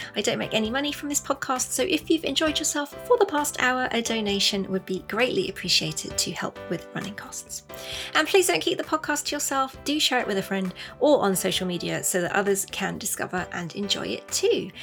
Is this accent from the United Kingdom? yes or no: yes; England, United Kingdom; we're English